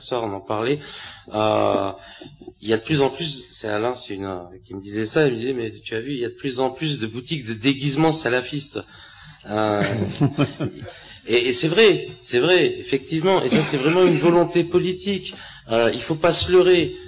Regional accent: France; en tant que Français

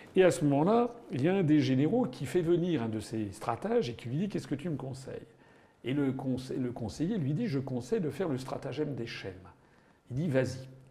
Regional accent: Paris, Île-de-France, France; also born or lived in Loiret; je suis né en 1957 à Paris

